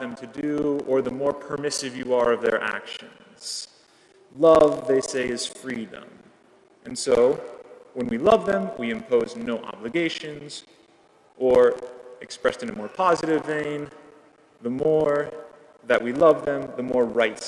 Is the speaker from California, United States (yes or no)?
yes; California, United States; my home state of California